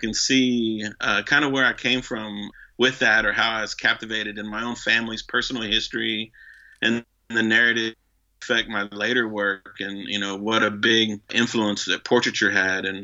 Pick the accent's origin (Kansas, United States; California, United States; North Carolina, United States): California, United States; Los Angeles; also born or lived in Austin, Texas / Madison, Wisconsin; now in Boca Raton, United States; we lived in LA, and I grew up in the barrio in Pacoima